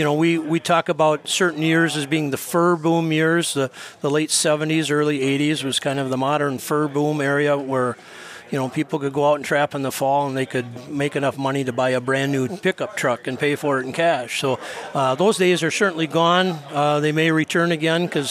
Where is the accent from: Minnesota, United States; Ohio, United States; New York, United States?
Minnesota, United States; White Bear Lake; I grew up in White Bear Lake in the suburbs